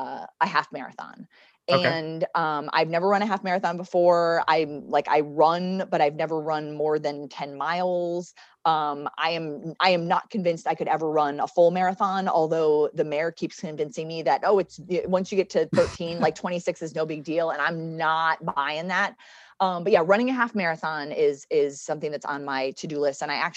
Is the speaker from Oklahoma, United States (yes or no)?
yes; Oklahoma, United States; moved away; when I moved from Oklahoma, I used to get called the most influential Oklahoman nobody'd ever heard of.